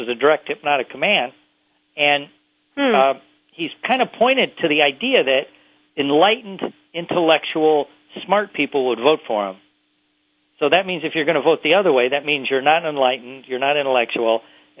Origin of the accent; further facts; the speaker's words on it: Indiana, United States; also born or lived in Mississippi / Tennessee; I spent a lot of my time in Mississippi and parts of Tennessee, and where I was raised mostly in Indiana.